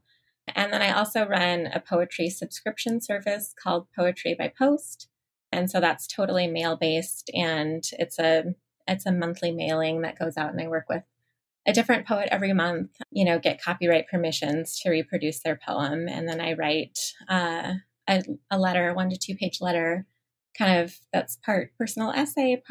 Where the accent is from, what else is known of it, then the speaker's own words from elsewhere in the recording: Ashland, Nebraska, United States; moved away as an adult; I grew up near Ashland, which is where my business is now